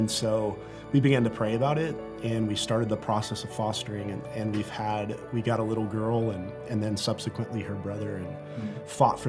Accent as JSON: {"language": "English", "town": "San Antonio", "region": "Texas", "country": "United States", "lives_now": "Rapid City, United States", "said": "we're coming from San Antonio, Texas, like this massive city where all our family lives"}